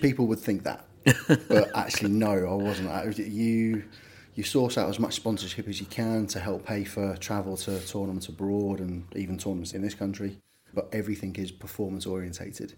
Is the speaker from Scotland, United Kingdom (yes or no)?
no; Liverpool, North West England, United Kingdom; moved away as an adult; also born or lived in London / Greece; now in Norfolk, United Kingdom; I was born and bred Liverpool so I was about 18, and then moved down to London when I was 18, 19 for a job